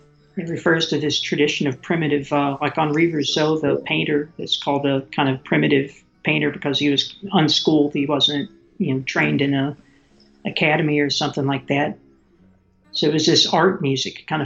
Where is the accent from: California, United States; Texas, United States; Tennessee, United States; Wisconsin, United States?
Tennessee, United States; moved away as an adult; growing up in Tennessee, where I've lived all my life until just a few years ago